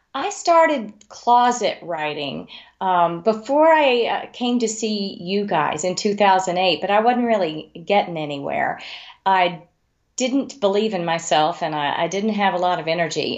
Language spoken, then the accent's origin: English; Amarillo, Texas, United States; also born or lived in Wyoming; I grew up in Amarillo, Texas